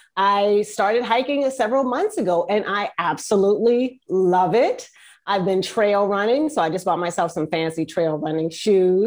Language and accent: English; East Coast, United States; now in Northern California, United States; I am from the East Coast, but right now I live in Northern California